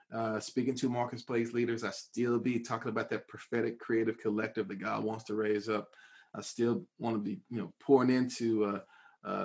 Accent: Fort Worth, Texas, United States; now in Dallas, United States; I'm from Fort Worth, Texas.

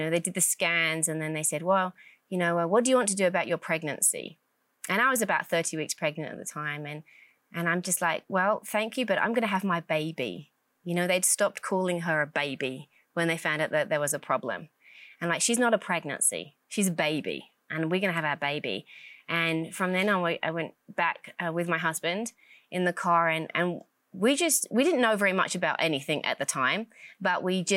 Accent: England, United Kingdom; moved away as an adult; now in United States; Originally from England, born and raised in England, and then moved over to America in 2008.

